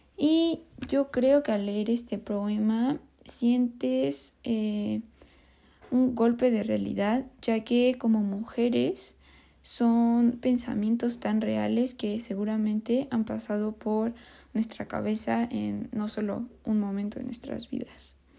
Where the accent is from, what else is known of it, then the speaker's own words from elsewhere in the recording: Mexico; nosotros como mexicanos